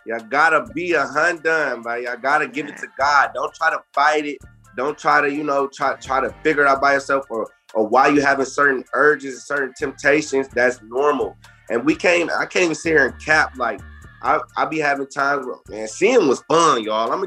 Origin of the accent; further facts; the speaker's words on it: Jackson, Michigan, United States; now in Columbus, United States; I'm from Jackson, Michigan, 517